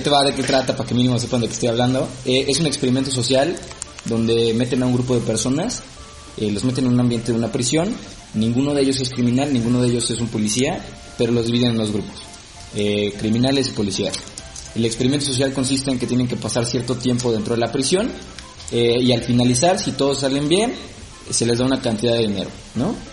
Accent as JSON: {"language": "Spanish", "country": "Mexico", "said": "como mexicanos"}